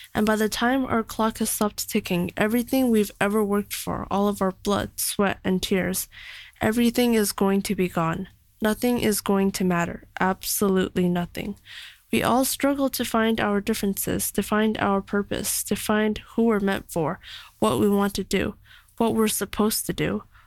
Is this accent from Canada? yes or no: yes; Canada; now in China; I'm from Canada